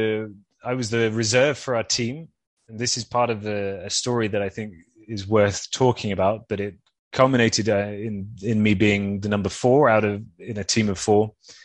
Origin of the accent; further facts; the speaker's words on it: Rio de Janeiro, Brazil; So 16 in Rio, exactly. So my first games was my hometown Olympics.